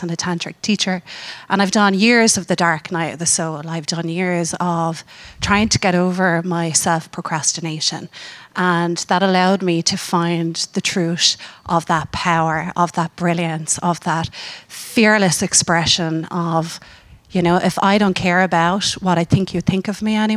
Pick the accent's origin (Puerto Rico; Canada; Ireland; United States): Ireland; I'm from Ireland